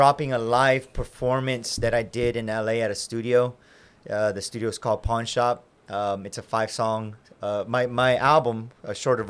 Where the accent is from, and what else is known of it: Waco, Texas, United States; born or raised there